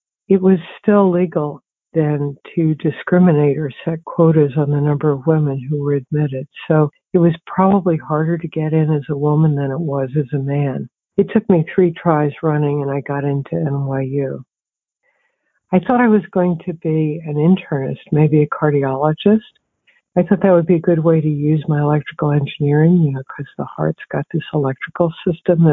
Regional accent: Palmyra, New Jersey, United States; also born or lived in Towanda, Pennsylvania; I was born in Towanda, Pennsylvania, which is sort of in the middle of the coal mining area of Pennsylvania. And I grew up in Palmyra, New Jersey, just outside of Philadelphia.

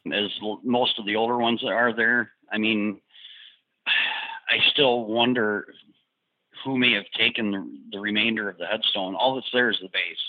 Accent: Detroit, Michigan, United States; I'm from the Detroit area originally.

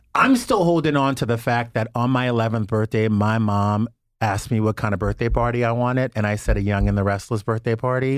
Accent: Louisiana, United States; also born or lived in West Hollywood, Los Angeles; now in Los Angeles, United States; growing up in Louisiana, you know, I was a church girl for a long time, and then moving to West Hollywood in Los Angeles

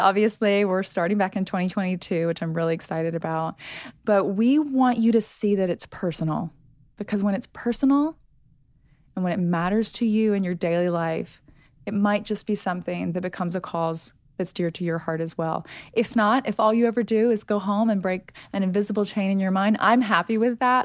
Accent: United States; I'm from America

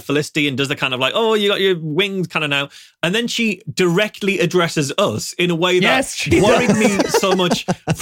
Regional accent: United Kingdom; We're British

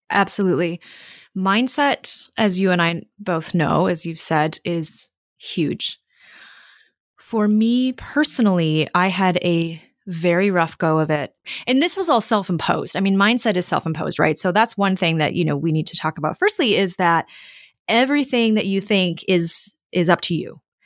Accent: Minnesota, United States; moved away as an adult; also born or lived in New York / San Francisco / Melbourne, Australia / London; I grew up in Minnesota

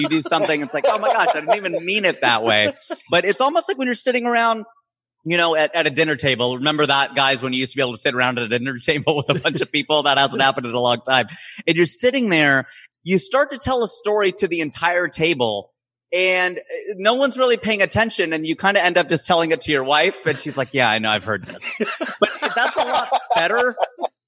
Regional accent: Ohio, United States; now in Los Angeles, United States; I'm originally from Ohio

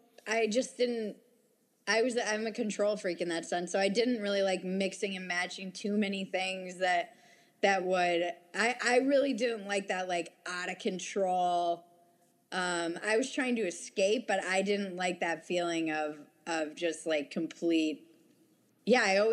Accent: United States; I was from the States

